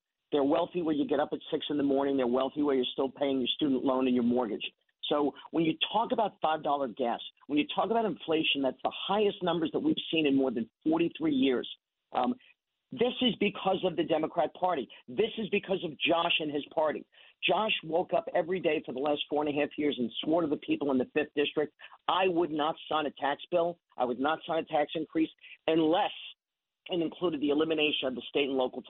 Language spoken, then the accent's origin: English; New York City, New York, United States; now in New Jersey, United States; We're both from Queens